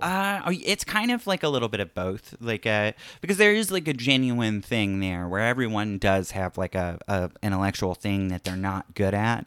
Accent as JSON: {"language": "English", "region": "Florida", "country": "United States", "moved": "as an adult", "said": "I'm from Florida"}